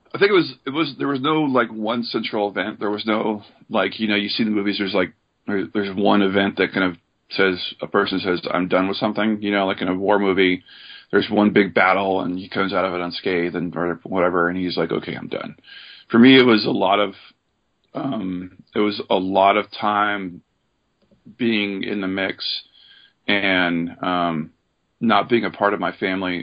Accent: Oregon, United States; moved away as an adult; also born or lived in Seattle; I grew up in Oregon

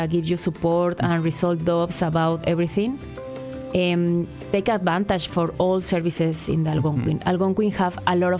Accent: Mexico City, Mexico; English is a second language; moved away as an adult; now in Ottawa, Canada; I'm from Mexico City, so it's opposite to Ottawa.

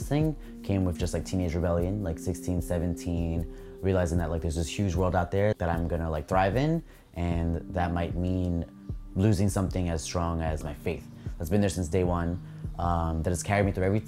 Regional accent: New York City, New York, United States; I'm 25 years old, born in Brooklyn, and I'm an illustrator.

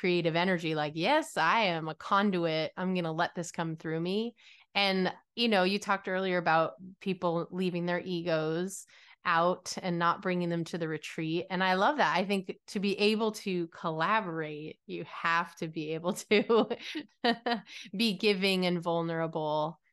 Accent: Connecticut, United States; I grew up in Connecticut

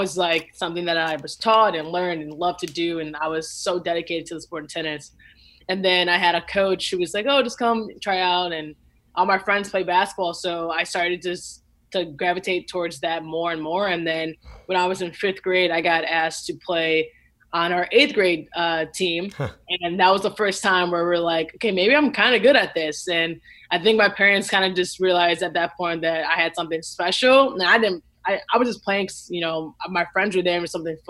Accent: Lincolnwood, Illinois, United States; I grew up in Lincolnwood, Illinois. It's the closest suburbs to Chicago

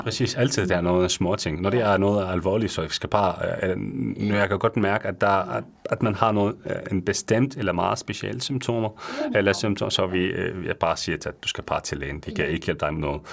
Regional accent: Syria; Danish is a second language; moved away as an adult; now in Denmark; Jeg kommer fra Syrien øh, i 2015, øhm, hvor jeg bliver, øh, jeg bliver uddannet som farmaceut i Syrien

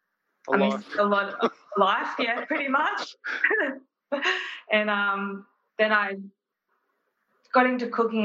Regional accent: Bulli, New South Wales, Australia; now in Wollongong, Australia; Born in Bulleye, grew up in Bulleye

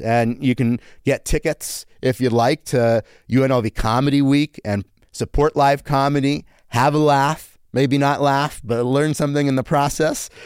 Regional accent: United States; also born or lived in Canada; Then at five, I moved to America

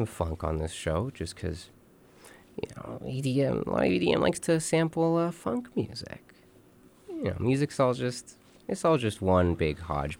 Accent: California, United States; born there; I was born in California, the land of the free, and the home of the brave.

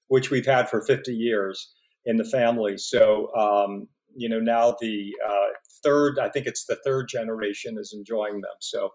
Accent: Pittsburgh, Pennsylvania, United States; Well, you know, first of all, we were sort of a poor working class family. We were six kids.

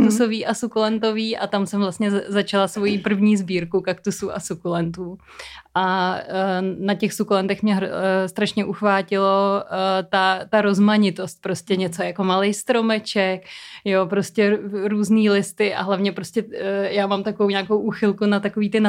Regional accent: Prague, Czechia; já jsem sice rodilý Pražák, ale trávila jsem velkou část dětství na chalupě

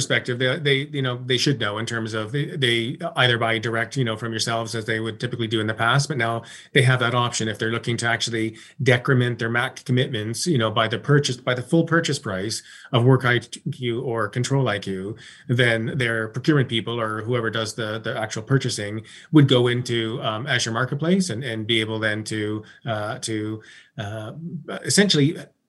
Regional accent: Toronto, Ontario, Canada; Yeah, I'm originally from Toronto, so I'm heading to Toronto on July 22nd and spend some time with my family and up at the cottage

